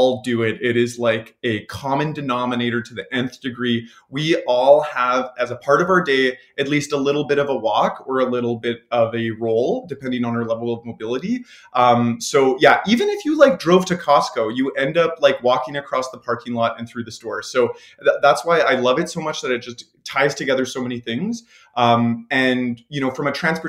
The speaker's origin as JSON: {"language": "English", "town": "Leduc", "region": "Alberta", "country": "Canada", "tie": "born or raised there", "moved": "yes", "lives_now": "Edmonton, Canada", "said": "I grew up in Leduc, which is just south of Edmonton"}